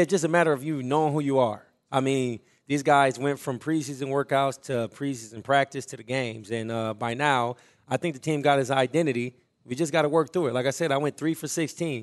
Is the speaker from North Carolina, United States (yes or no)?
no; Omaha, Nebraska, United States; growing up in North Omaha